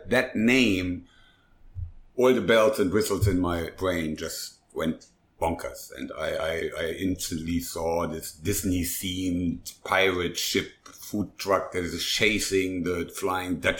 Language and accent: English; Germany; moved away; I am not really German, but I grew up in Germany, so I had restaurants in Germany